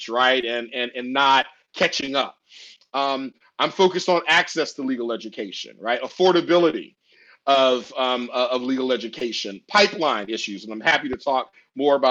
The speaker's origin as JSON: {"language": "English", "town": "Washington", "region": "District of Columbia", "country": "United States", "tie": "born or raised there", "said": "I'm privileged to lead a prominent law school here in DC, which is my hometown"}